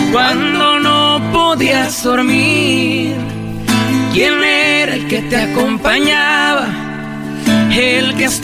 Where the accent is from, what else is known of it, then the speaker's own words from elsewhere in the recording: Monterrey, Nuevo León, Mexico; Yo soy de Monterrey.